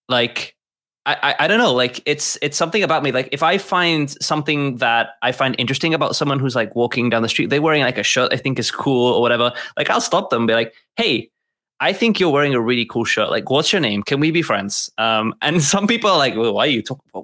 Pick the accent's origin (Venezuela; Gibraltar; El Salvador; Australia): Gibraltar; I'm actually from Gibraltar. And it is, for those of you who don't know, Gibraltar is a British territory at the bottom of Spain